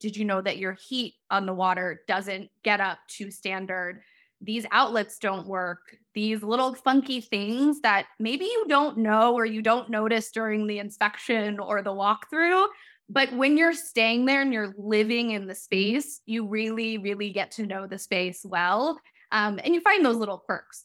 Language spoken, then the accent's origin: English; Chicago, Illinois, United States; now in Long Beach, United States; I'm originally from Chicago. And so, as you might be able to hear, so SoCal living, being able to be outside 24 7 is a very different way of life uh, than how I grew up